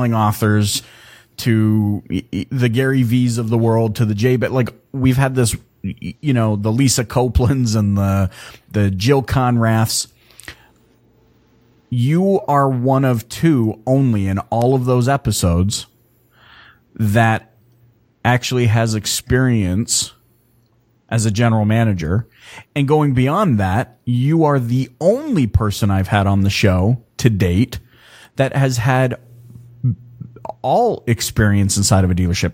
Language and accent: English; Canada; I'm Canadian. Like, I was born in Canada